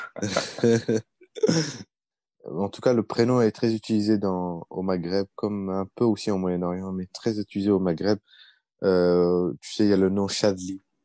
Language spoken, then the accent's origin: French; France; also born or lived in Baghdad, Iraq / United States; j'ai grandi euh, en France